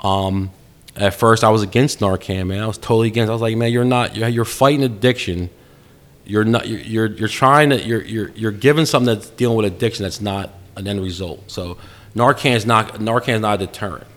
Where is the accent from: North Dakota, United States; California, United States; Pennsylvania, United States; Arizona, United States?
Pennsylvania, United States; Langhorne; Brothers Pizza in Langhorne. That's where I grew up in Langhorne Borough.